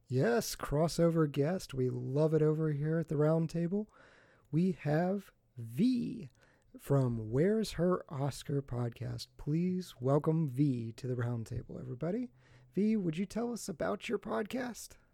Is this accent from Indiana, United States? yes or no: no; West Virginia, United States; I'm from West Virginia